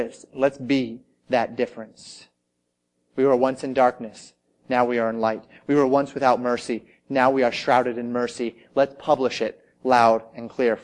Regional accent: United States; I was an American, through and through.

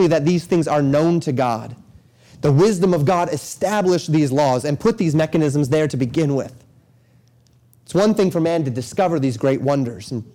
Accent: Colorado, United States; moved away; I grew up in Colorado.

